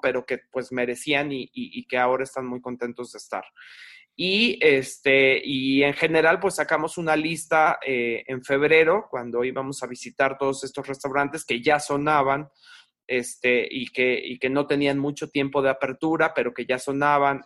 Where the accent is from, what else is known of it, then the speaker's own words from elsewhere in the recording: Mexico; nosotros sobre todo que somos mexicanos